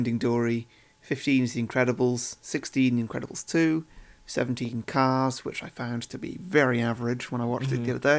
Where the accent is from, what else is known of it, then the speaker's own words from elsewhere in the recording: United Kingdom; being British